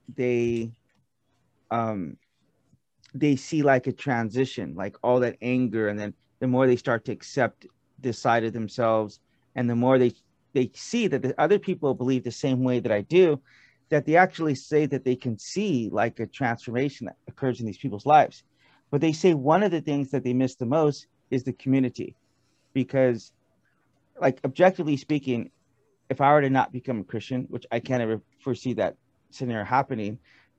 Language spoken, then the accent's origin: English; Bakersfield, California, United States; this is my hometown, Bakersfield, okay, California.